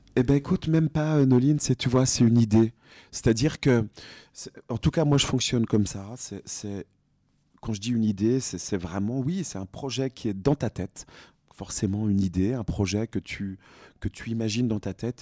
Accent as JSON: {"language": "French", "region": "Bourgogne-Franche-Comté", "country": "France", "moved": "yes", "lives_now": "Paris, France", "said": "Je suis franc-comtois à Paris. Je viens de Franche-Comté"}